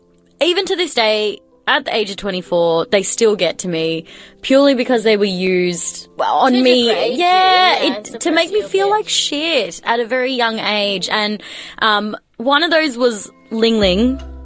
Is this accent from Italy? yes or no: no; Philippines